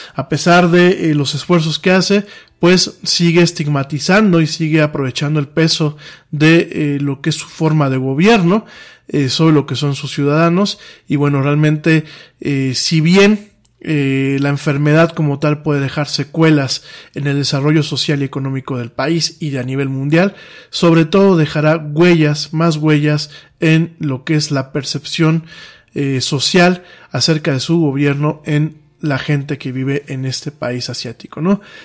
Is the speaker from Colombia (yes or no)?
no; Mexico